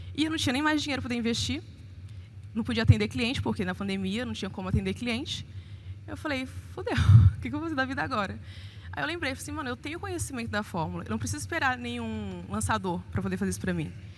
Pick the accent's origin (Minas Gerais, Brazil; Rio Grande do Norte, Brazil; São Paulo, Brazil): Minas Gerais, Brazil; Almenara; now in Belo Horizonte, Brazil; eu sou de Almenara, nordeste de Minas, e moro em BH há 13 anos.